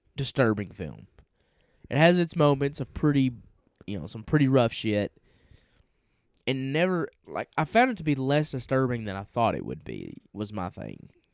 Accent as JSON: {"language": "English", "region": "Tennessee", "country": "United States", "said": "we're from Tennessee"}